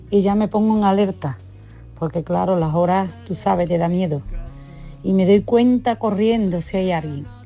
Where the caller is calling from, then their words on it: Seville, Andalusia, Spain; Muy buenas tardes a todos … de Sevilla.